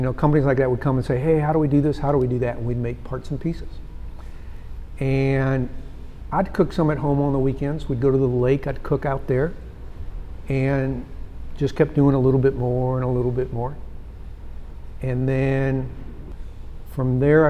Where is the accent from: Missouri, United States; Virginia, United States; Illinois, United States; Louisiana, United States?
Missouri, United States; St. Louis; now in Dallas, United States; I grew up in St. Louis, which you know is a barbecue area.